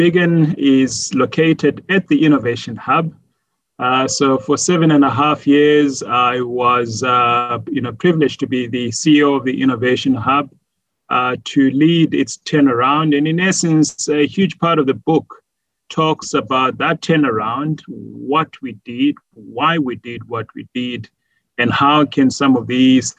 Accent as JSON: {"language": "English", "region": "Bulawayo", "country": "Zimbabwe", "tie": "born or raised there", "also_born_or_lived": "Johannesburg, South Africa", "moved": "as an adult", "said": "I was born in Bulawayo in Zimbabwe. I went to a government school and went to a high school in a school called Plumtree"}